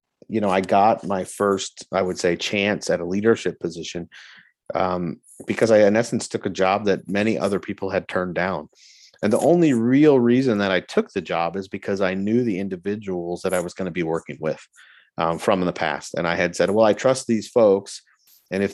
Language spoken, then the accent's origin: English; Florida, United States; moved away as an adult; also born or lived in Alabama / Germany; I grew up in Florida